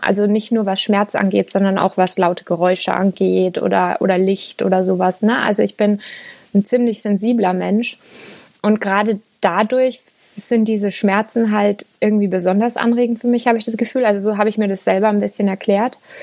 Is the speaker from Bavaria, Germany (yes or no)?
yes; Lower Franconia, Bavaria, Germany; moved away as an adult; Ich komme eigentlich aus Unterfranken